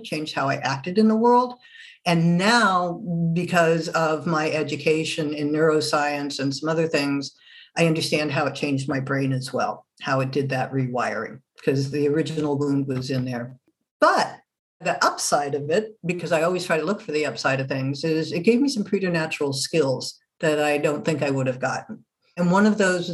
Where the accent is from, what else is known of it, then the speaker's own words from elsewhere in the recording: Germany; moved away; also born or lived in France; I'm originally not from this country, originally from Germany, born and raised. Well, actually, I was born in France